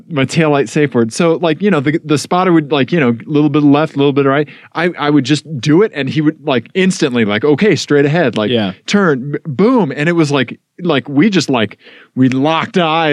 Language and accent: English; Missouri, United States; Growing up in Missouri